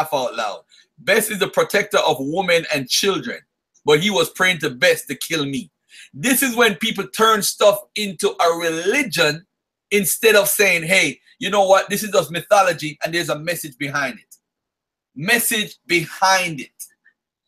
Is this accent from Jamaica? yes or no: yes; Jamaica; I was born in Jamaica